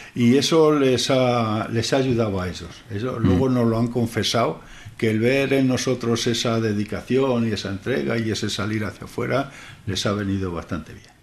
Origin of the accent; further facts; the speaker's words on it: Toledo, Castilla-La Mancha, Spain; Somos de Toledo, y pasó en Toledo y llevamos toda la vida prácticamente